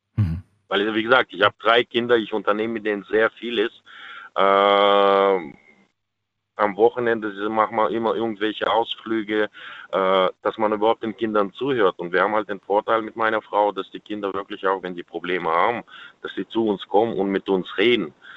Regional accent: Kazakhstan; now in Germany; ich komme selber aus Kasachstan, mein Opa war Jäger

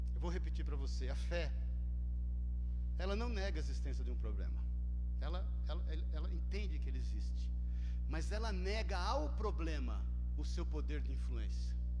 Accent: Brazil; Nós somos brasileiros

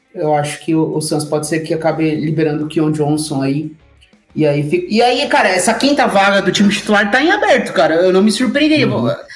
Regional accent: Brazil; nós que somos brasileiros e amantes de todos os esportes

